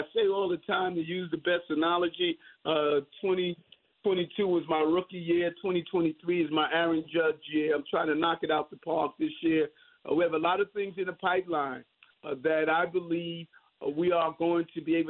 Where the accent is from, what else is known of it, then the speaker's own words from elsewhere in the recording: New York City, New York, United States; My dream of growing up in South Jamaica, Queens, you know, experiencing dyslexia, but now the mayor of the city of New York.